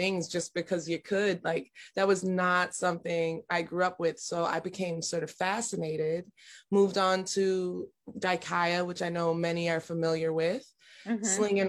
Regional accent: Buffalo, New York, United States; moved away; Buffalo, New York. I grew up in Buffalo, New York.

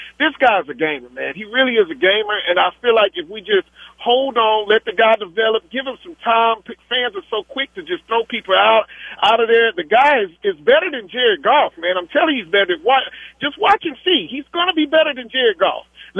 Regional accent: small town outside of Houston, Texas, United States; I'm not from Houston, from a small town outside of Houston here.

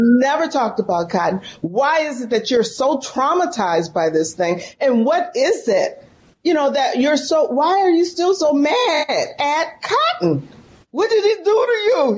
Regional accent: San Francisco, California, United States; moved away as an adult; now in Mississippi, United States; I'm from San Francisco, born and raised in San Francisco, California.

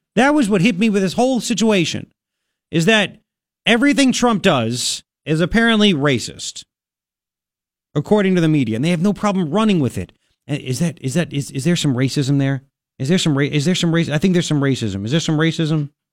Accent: New York, United States; as a New Yorker

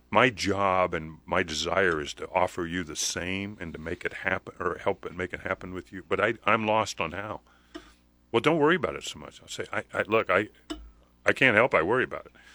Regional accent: Nebraska, United States; I was born in Nebraska. I don't know why I was born on a farm.

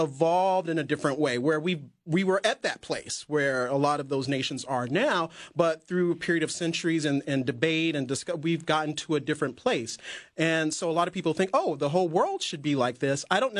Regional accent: the South, United States; I'm from the South

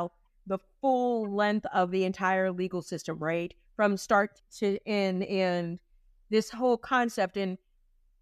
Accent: Pittsburgh, Pennsylvania, United States; moved away; I'm originally from Pittsburgh. So I'm a city girl

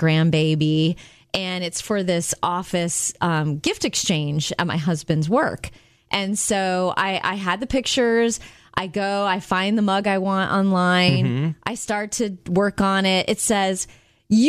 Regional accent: Jupiter, Florida, United States; moved away; my hometown in Jupiter, Florida

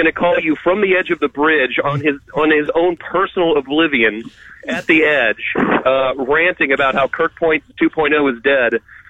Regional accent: St. Louis, Missouri, United States; because I'm from Missouri and I grew up in St. Louis

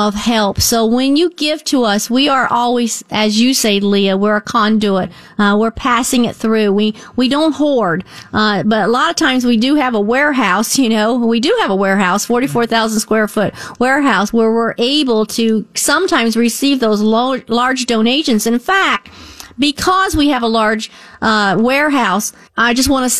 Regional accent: Northport, United States; moved away as an adult; I'm really from Northport. I was there for many, many years before I married

